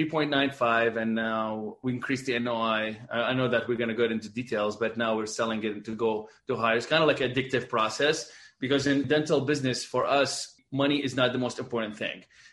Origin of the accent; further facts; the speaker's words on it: Baghdad, Baghdad Governorate, Iraq; moved away as an adult; also born or lived in Dubai / Abu Dhabi; now in Boston, United States; born and raised in Baghdad, Iraq, and moved after we went to dental school there